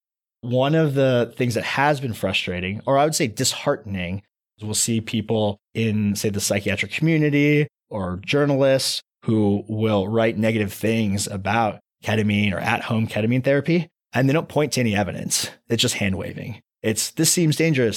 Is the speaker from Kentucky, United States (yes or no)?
no; Anaheim, California, United States; moved away as an adult; also born or lived in East Coast / Los Angeles; I was born and raised in a city called Anaheim, right where Disneyland is